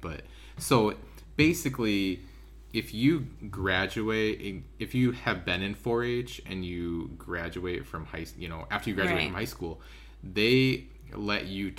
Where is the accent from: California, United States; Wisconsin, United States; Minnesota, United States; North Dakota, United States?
Wisconsin, United States; River Falls; So I grew up in River Falls, Wisconsin. And I spent my first three semesters at UW-Eau Claire, which is about an hour away. And then I, long story short, I transferred back to River Falls. And I didn't live at home